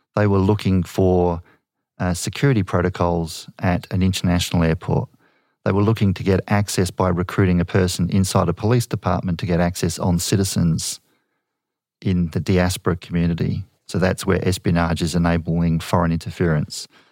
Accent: Australia

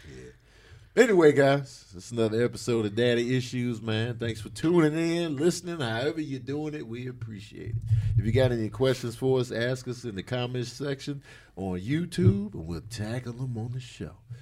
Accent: Chicago, Illinois, United States; I grew up in Chicago

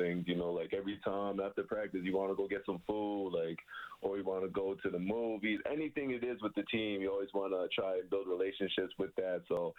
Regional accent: Toronto, Ontario, Canada; I grew up in Scarborough

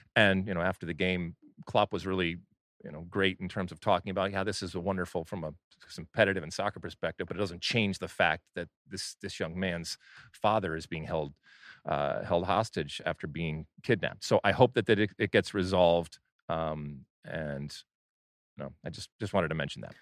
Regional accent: Michigan, United States; growing up in Michigan

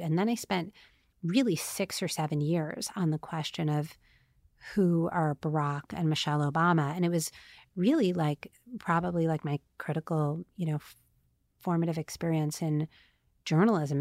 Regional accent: New York City, New York, United States; also born or lived in New Jersey; I grew up like totally uh, like Bridge and Tunnel, New York, before it was cool. I'm from Staten Island and Queens and New Jersey

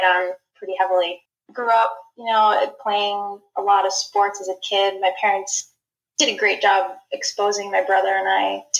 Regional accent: Albany, New York, United States; now in Syracuse, United States; I grew up in the Albany, New York area, and I currently live in Syracuse

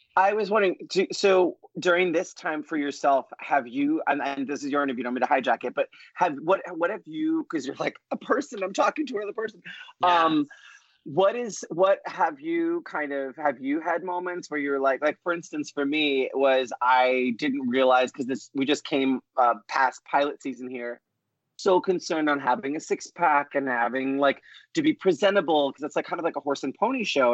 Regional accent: New York, United States; the Puerto Rican Italian talkative Broadway kid that I am from New York

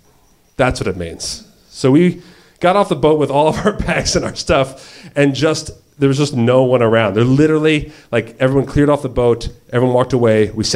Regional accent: Red Bank, New Jersey, United States; moved away as an adult; also born or lived in Virgin Islands; I grew up on the Jersey Shore.

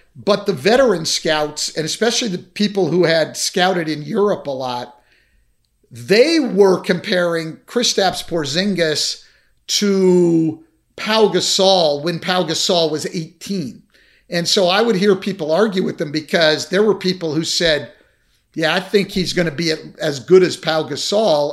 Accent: Bay Area, California, United States; I grew up in the Bay Area

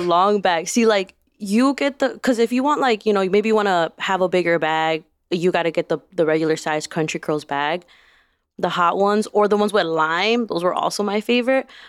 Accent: Chicago, Illinois, United States; I grew up on the Southwest side, and I had, like, four corner stores that I could walk to within ten minutes

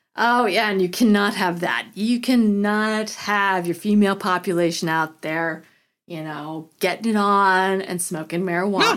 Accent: Colorado, United States; growing up in Colorado

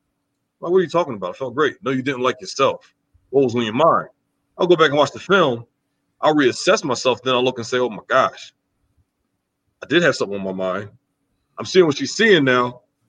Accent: New Jersey, United States; moved away; also born or lived in Wisconsin; I'm from New Jersey. I'm from South Jersey. My father's from the city.

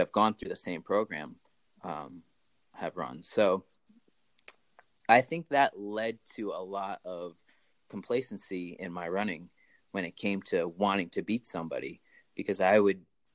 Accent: Bolton, Connecticut, United States; moved away as an adult; also born or lived in Asuncion, Paraguay; now in Keene, United States; I grew up in Connecticut, in Bolton, Connecticut

